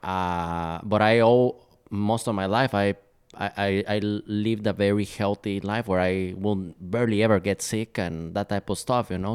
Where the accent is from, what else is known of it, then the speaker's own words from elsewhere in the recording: Guatemala; moved away as an adult; now in Minneapolis, United States; I'm originally from Guatemala, so I grew up in a tropical country.